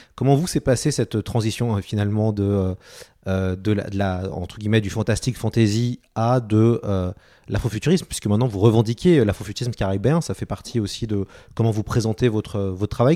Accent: France; chez nous en France

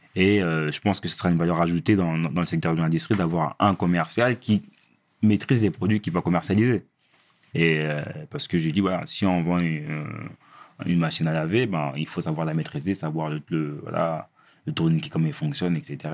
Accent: Villiers-le-Bel, Île-de-France, France; on vient de Ville-Belle

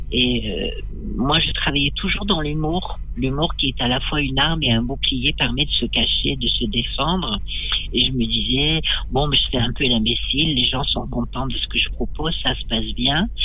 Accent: Nouvelle-Aquitaine, France; born there; je, suis née un peu par hasard dans le Poitou-Charentes.

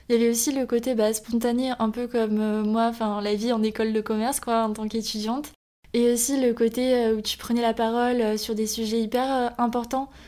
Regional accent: Canada; moved away; j'ai grandi là-bas au Canada

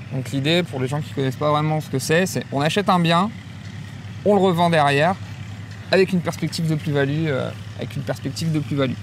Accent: northern France, France; also born or lived in Le Havre; je suis originaire du nord de la France. je suis un produit, un produit local du nord

